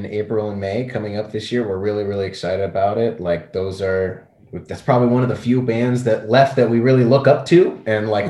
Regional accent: Canada; I'm from Canada

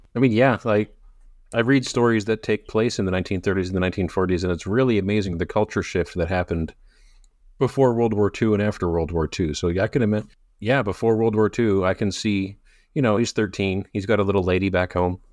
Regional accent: Canada; As a Canadian

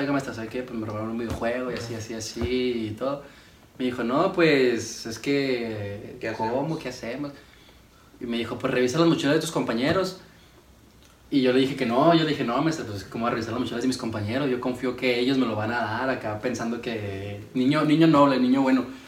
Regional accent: Ciudad Juárez, Chihuahua, Mexico; Soy aquí de Ciudad Juárez, Chihuahua.

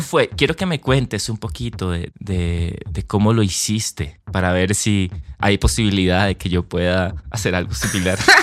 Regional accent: Colombia; yo me crié en Colombia escuchando champeta y mm. salsa y música latina

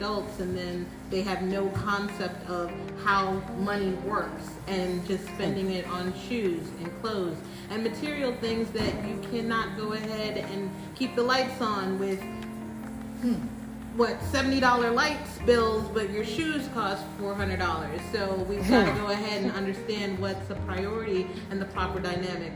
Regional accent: New York City, New York, United States; now in Florida, United States; we're all from Brooklyn

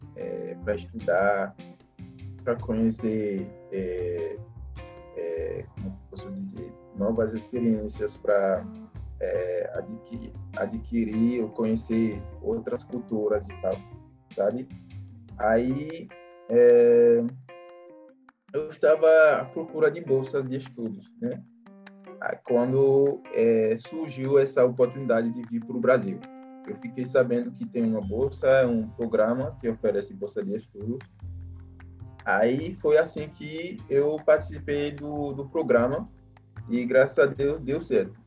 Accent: Benin; Portuguese is a second language; now in Brazil; eu sou do Benin, faço o curso de administração na UFOB

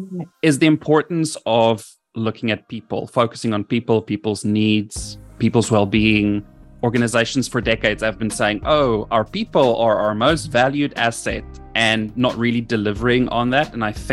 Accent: South Africa; also born or lived in United Kingdom / Middle East; I am from South Africa. My accent might sound a bit funny. That's because I've lived in various parts of the world. I am in South Africa at the moment, but I'm educated in the UK.

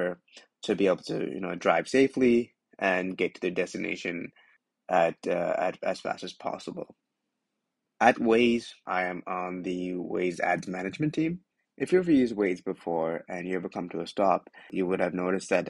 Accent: Canada; moved away as an adult; now in New York City, United States; I'm a Canadian, well, based out of New York City. I just moved here a couple months ago

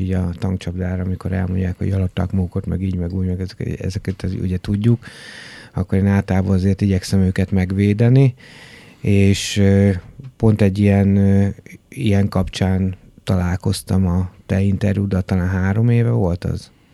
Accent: Debrecen, Hajdú-Bihar, Hungary; moved away; én Debrecenből érkeztem, ö, ugye nagyjából 90-es évek elején ö, voltam ilyen kis kamasz

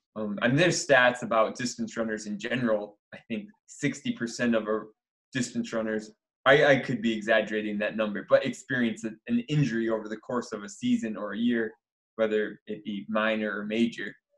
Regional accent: Michigan, United States; I grew up in Michigan playing all sorts of sports

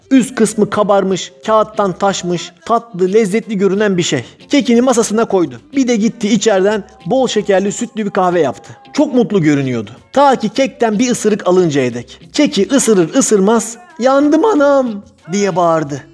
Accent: Çemişgezek, Tunceli Province, Turkey; Ben Çemiş Gezekliyim. Benim kendi toprağıma, memleketime dönmem lazım dedim.

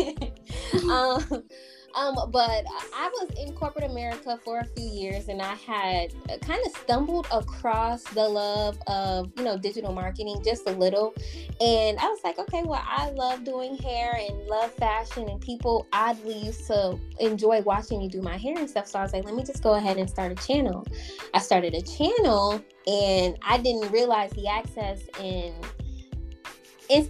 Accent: Detroit, Michigan, United States; moved away as an adult; also born or lived in Georgia / South Carolina / Charlotte; I was born in Georgia, but I was raised in Detroit, Michigan.

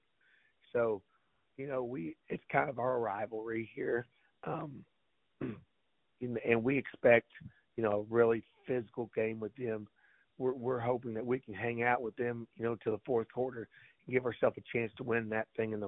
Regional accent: Mountain Grove, Missouri, United States; Mountain Grove is my hometown. That's where I grew up

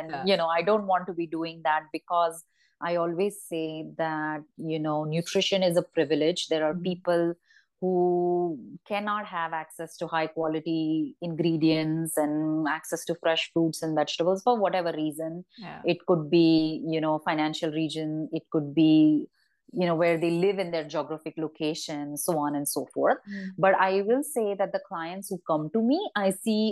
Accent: Ratnagiri, Maharashtra, India; growing up in Ratnagiri

